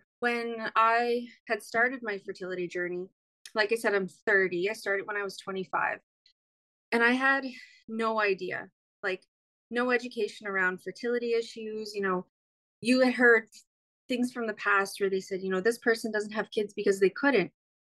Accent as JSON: {"language": "English", "town": "Eskasoni", "region": "Nova Scotia", "country": "Canada", "tie": "born or raised there", "also_born_or_lived": "Natoaganeg First Nation, New Brunswick", "said": "I am originally from Nunawanik First Nation, which is in New Brunswick. I'm 30 years old. I am Mi'kmaq. I grew up with my dad in Eskasoni First Nation, which is in Cape Breton Island."}